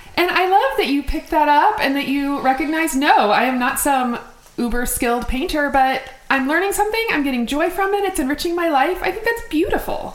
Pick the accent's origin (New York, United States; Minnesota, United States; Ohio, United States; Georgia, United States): Minnesota, United States; I grew up in Minnesota